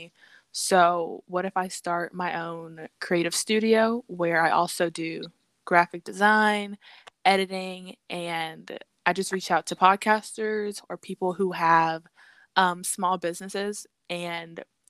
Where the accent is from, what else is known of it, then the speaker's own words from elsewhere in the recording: Atlanta, Georgia, United States; I'm from Metro Atlanta